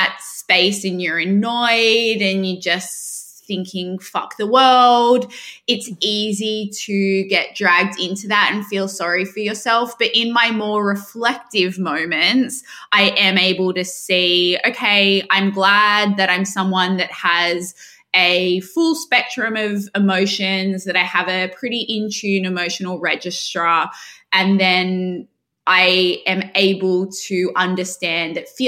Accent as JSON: {"language": "English", "town": "Sydney", "region": "New South Wales", "country": "Australia", "also_born_or_lived": "United Kingdom", "accent": "Australian", "moved": "as an adult", "lives_now": "New York, United States", "said": "And I'm from Sydney. I have a very strong Australian accent."}